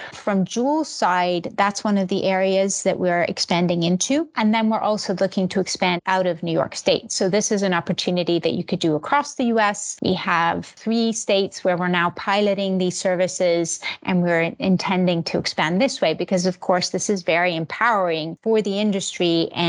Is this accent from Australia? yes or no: no; Switzerland; born there; also born or lived in Finland / Belgium / Italy; I was born in Switzerland and then bumped around Europe for ages. So I've lived in Finland, Belgium, Switzerland, and Italy.